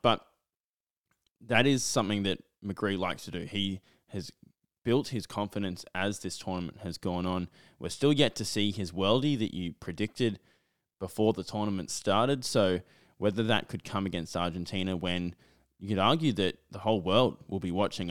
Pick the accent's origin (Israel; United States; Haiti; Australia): Australia; as an Australian football fan